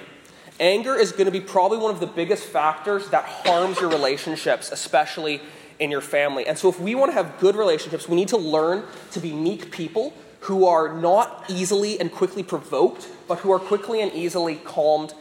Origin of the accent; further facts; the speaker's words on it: Vancouver, British Columbia, Canada; moved away; I'm from Vancouver, Canada